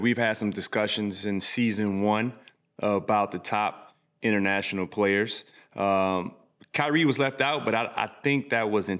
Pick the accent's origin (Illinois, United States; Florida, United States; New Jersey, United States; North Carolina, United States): Illinois, United States; we're from Illinois